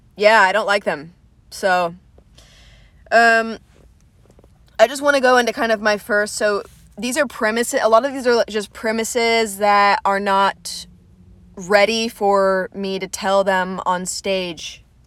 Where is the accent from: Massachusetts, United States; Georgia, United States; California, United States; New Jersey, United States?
Georgia, United States; Atlanta; I was raised in Atlanta